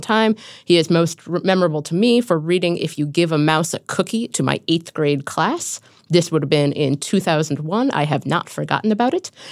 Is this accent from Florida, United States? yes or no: no; Cincinnati, Ohio, United States; moved away; my hometown of Cincinnati